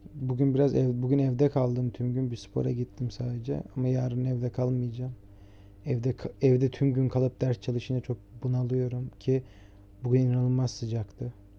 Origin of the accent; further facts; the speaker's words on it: Trabzon, Turkey; now in Istanbul, Turkey; Ben Trabzonluyum, ailem Trabzon'da yaşıyor.